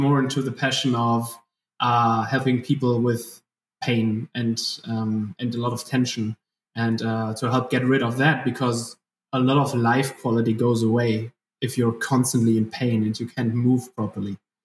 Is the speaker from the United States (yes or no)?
no; Germany; accent: German; English is a second language; from my accent, people can tell that I'm German, doing my best to speak English